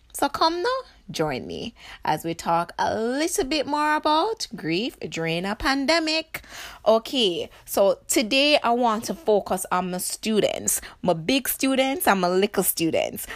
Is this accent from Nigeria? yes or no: no; Jamaica; as Jamaican